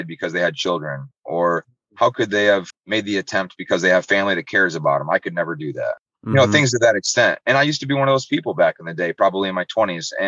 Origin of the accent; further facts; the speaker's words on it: Muskegon, Michigan, United States; I'm from Muskegon